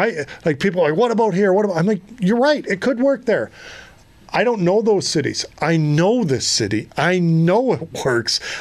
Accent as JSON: {"language": "English", "town": "Halkirk", "region": "Alberta", "country": "Canada", "tie": "born or raised there", "moved": "yes", "lives_now": "Arizona, United States"}